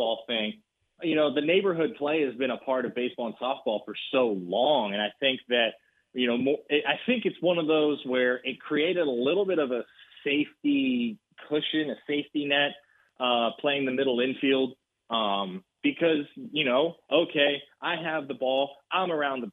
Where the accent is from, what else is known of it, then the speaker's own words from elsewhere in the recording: Texas, United States; as a Texan